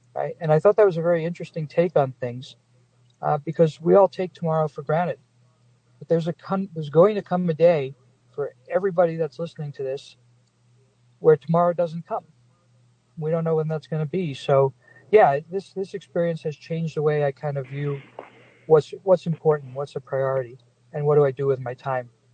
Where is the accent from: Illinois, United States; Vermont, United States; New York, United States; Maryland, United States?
New York, United States; Long Island; also born or lived in New Jersey; now in Las Vegas, United States; I grew up on Long Island uh, and and then in New Jersey